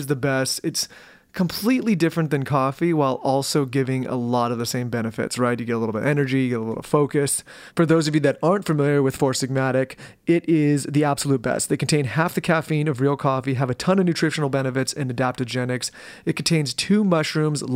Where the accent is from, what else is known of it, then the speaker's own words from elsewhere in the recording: California, United States; we're us people from California